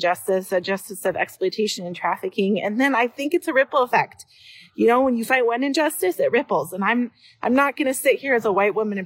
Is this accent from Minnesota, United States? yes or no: yes; Brooklyn Park, Minnesota, United States; I am from Brooklyn Park.